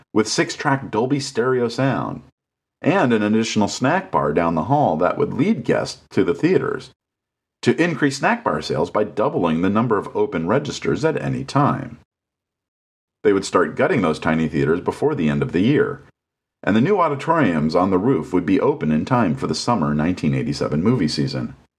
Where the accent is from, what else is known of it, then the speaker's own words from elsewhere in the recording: Los Angeles, California, United States; moved away; also born or lived in Santa Cruz; I headed back to my hometown.